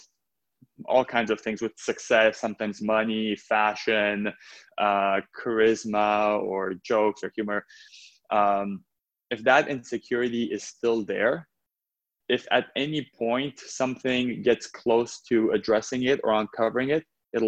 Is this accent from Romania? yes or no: yes; Romania; moved away; I was born in Romania, and it was right after communism